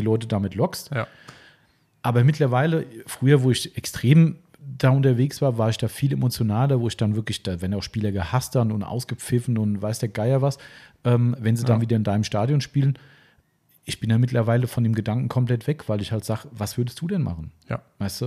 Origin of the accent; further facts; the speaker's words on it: Hesse, Germany; ich komme aus Hessen